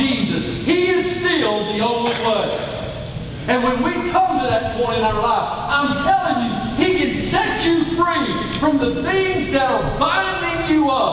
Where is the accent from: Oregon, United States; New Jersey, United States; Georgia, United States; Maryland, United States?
Georgia, United States; Atlanta; I was born on a beautiful, crisp October Sunday in downtown Atlanta